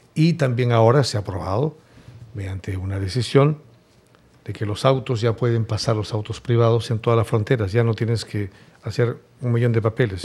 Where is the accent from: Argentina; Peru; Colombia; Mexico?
Peru; moved away; also born or lived in Spain; Yo viví por 15 años en España. Yo me considero un PEX, un peruano exterior